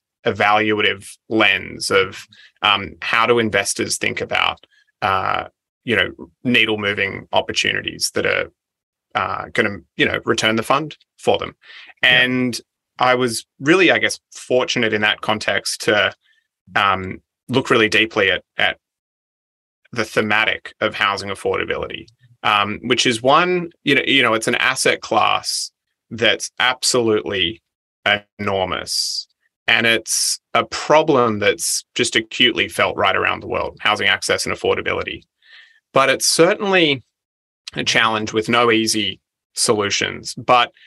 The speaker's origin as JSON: {"language": "English", "area": "Central Coast", "region": "New South Wales", "country": "Australia", "tie": "born or raised there", "said": "I grew up on the Central Coast, one of five siblings, had a really idyllic childhood."}